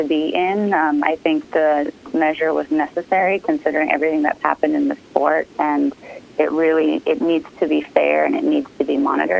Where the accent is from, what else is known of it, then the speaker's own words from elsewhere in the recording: United States; one in my home country